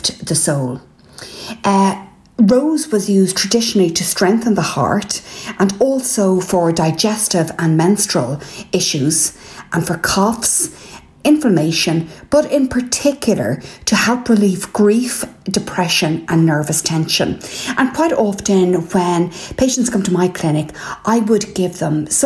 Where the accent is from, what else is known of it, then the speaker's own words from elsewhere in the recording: Ireland; I'm …